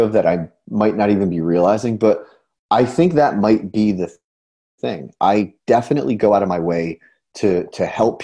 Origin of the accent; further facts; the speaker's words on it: Newburgh, New York, United States; I'm from Newburgh, New York